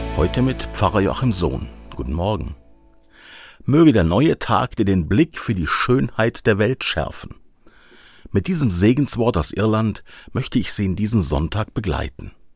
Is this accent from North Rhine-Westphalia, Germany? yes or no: no; Black Forest, Baden-Württemberg, Germany; Hier bei uns im Schwarzwald ist es noch üblich, Ade zu sagen